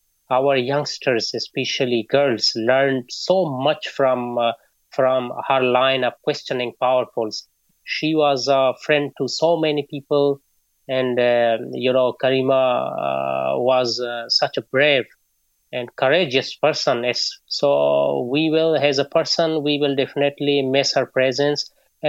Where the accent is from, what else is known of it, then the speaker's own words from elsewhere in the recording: Balochistan, Pakistan; moved away; I am a journalist from Pakistan, southwestern Balochistan province